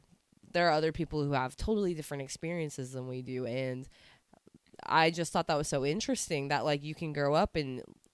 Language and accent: English; Fayetteville, Arkansas, United States; I grew up in Fayetteville.